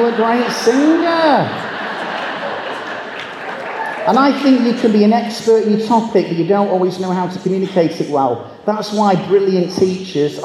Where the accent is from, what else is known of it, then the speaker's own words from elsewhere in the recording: Manchester, North West England, United Kingdom; I'm from Manchester